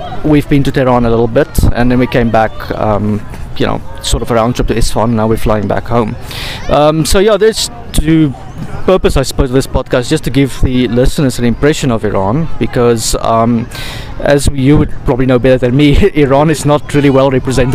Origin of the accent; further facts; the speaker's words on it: South Africa; now in Paris, France; I'm South African, structural engineer